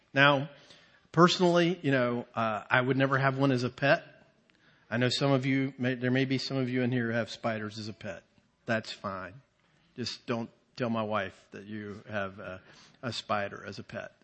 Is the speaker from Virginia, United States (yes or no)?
yes; Virginia, United States; we're from Virginia